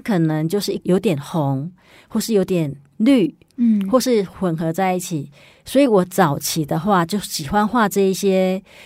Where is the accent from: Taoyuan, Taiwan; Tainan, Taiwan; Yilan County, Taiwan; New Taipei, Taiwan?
Yilan County, Taiwan; moved away; 我回宜兰的时候呢，因为我是宜兰人嘛，然后有时候会回去看爸， 爸爸妈妈